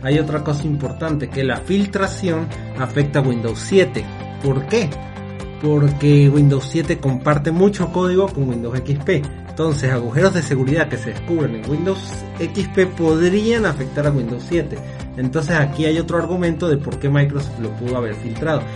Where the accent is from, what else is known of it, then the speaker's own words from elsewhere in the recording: Mérida, Venezuela; en mi ciudad natal, Mérida